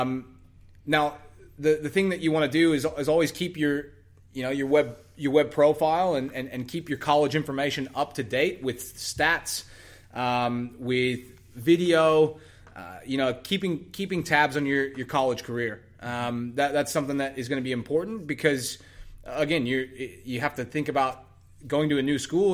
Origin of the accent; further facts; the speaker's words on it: Texas, United States; moved away; I, I'm from Texas originally